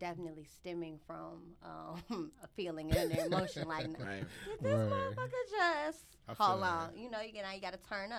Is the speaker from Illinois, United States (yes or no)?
yes; Chicago, Illinois, United States; I am from the south side of Chicago.